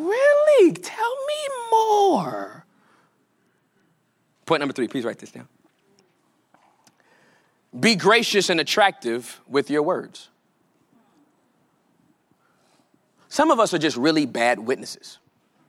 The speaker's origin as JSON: {"language": "English", "region": "California", "country": "United States", "tie": "born or raised there", "said": "I'm from California, born and raised"}